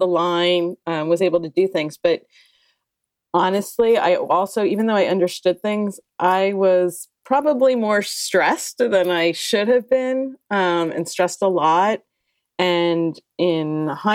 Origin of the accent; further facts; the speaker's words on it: New Jersey, United States; moved away as an adult; also born or lived in Philadelphia, Pennsylvania / New York / Santa Monica, California; I grew up in New Jersey, went to college in Philadelphia at University of Pennsylvania